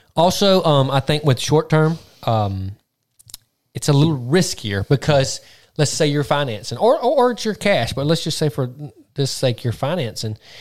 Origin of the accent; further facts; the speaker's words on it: Mississippi, United States; we're from Mississippi